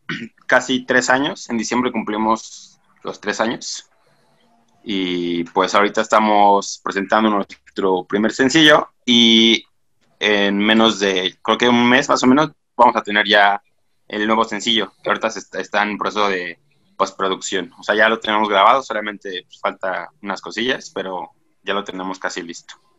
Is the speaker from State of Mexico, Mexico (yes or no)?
no; Mexico City, Mexico; nosotros somos de la Ciudad de México.